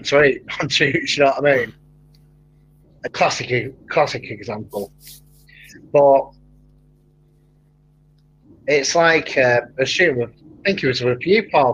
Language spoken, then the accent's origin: English; Manchester, North West England, United Kingdom; accent: broad Mancunian; with my accent, it's broad Mancunian.